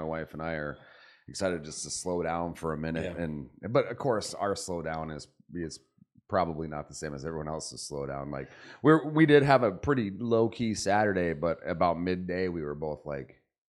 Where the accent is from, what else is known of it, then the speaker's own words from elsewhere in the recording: Arizona, United States; also born or lived in California; I was born in California, grew up in Arizona.